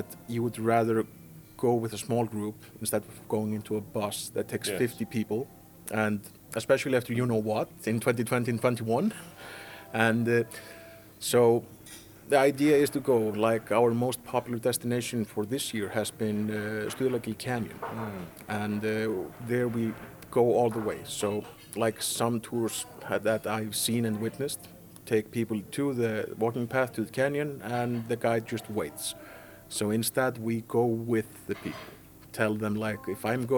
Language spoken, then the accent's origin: English; Reykjavik, Capital Region, Iceland; English is a second language; moved away as an adult; now in Egilsstaðir, Iceland; I'm born and raised in Reykjavik